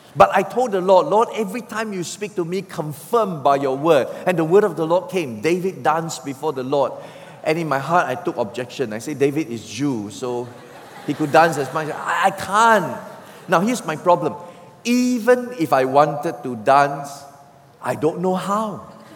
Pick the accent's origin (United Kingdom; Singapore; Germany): Singapore; I'm a Singaporean. We Singaporeans don't know about rivers.